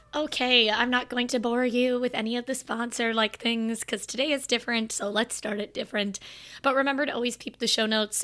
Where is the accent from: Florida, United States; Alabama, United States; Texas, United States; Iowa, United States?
Florida, United States; I'm from Florida.